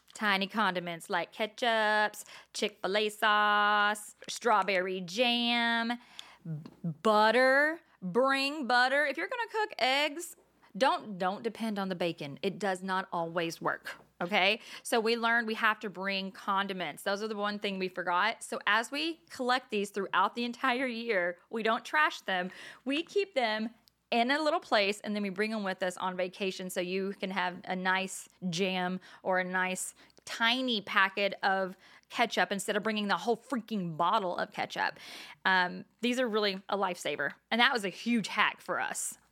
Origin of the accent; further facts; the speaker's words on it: Texas, United States; now in New Jersey, United States; I'm from Texas, though. We don't have boardwalks.